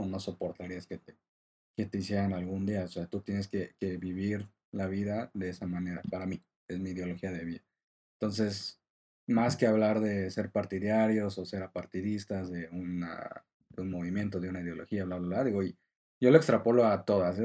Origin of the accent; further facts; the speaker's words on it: Mexico; como mexicanos